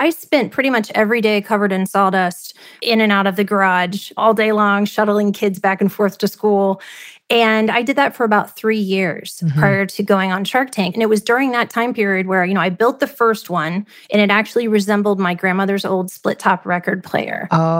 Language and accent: English; Midwest, United States; So I think, you know, growing up in the Midwest and having the parents I have who were just amazing people, they taught me to work hard.